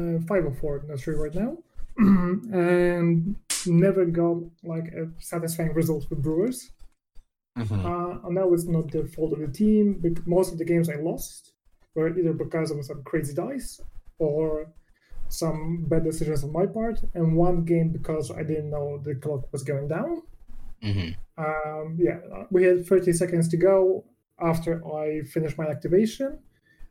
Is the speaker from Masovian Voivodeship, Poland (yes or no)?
yes; Warsaw, Masovian Voivodeship, Poland; we are from Warsaw